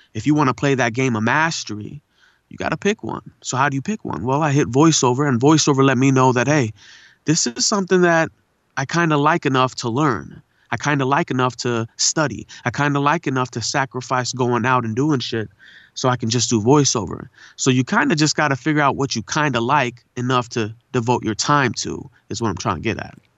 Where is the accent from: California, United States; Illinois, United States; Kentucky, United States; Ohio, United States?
California, United States; La Puente; also born or lived in India / Pomona; I was born in India, but I was raised in, uh, you know, La Puente and Pomona area